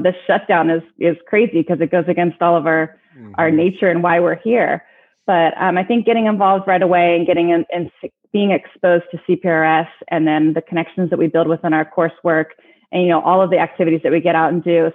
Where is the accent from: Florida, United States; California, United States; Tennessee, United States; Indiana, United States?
California, United States; Marin County; also born or lived in Benicia; I grew up in Marin County, so I'm living and working in the same county that I grew up in.